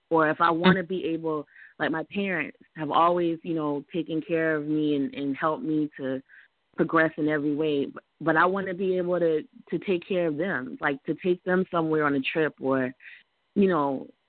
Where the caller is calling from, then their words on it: South Carolina, United States; I'm calling from South Carolina.